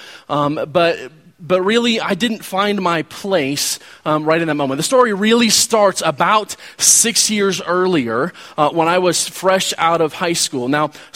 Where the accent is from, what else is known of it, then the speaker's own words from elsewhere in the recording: Wichita, Kansas, United States; moved away as an adult; I got to marry the girl that has been my best friend since elementary school. And that wouldn't have happened had I not gone back to my hometown